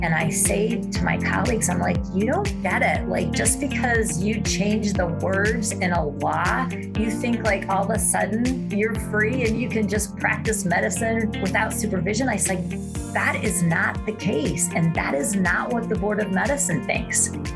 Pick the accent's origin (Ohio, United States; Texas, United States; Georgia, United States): Ohio, United States; Cleveland; now in Idaho, United States; I grew up in Cleveland, Ohio